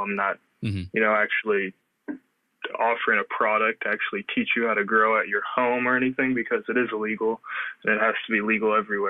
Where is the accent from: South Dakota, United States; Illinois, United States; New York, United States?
Illinois, United States; I'm from Illinois. I am currently in community college in Bloomington.